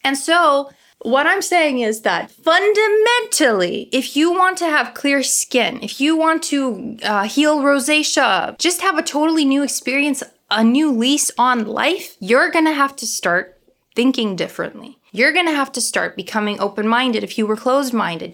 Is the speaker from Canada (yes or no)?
yes; Toronto, Ontario, Canada; accent: Ukrainian; Toronto. Yay, my hometown